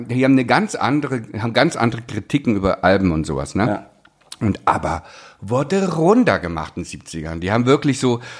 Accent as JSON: {"language": "German", "region": "East Germany", "country": "Germany", "said": "ich komme aus dem Osten, ich kann so reden."}